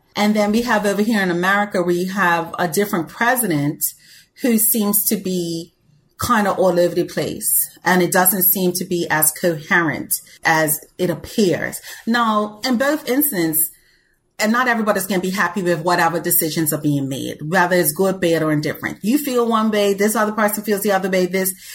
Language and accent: English; Bermuda; I'm from Bermuda.